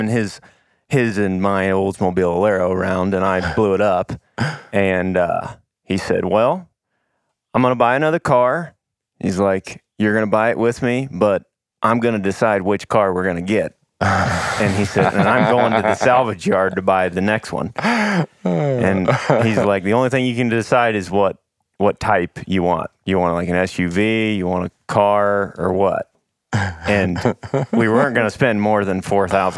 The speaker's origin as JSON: {"language": "English", "town": "Paris", "region": "Missouri", "country": "United States", "tie": "born or raised there", "accent": "southern", "said": "I grew up hunting public land and private land for whitetails and turkey in Northeast Missouri"}